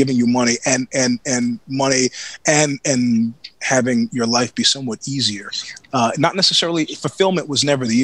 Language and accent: English; New York, United States; moved away as an adult; also born or lived in Stanford, California; as a New Yorker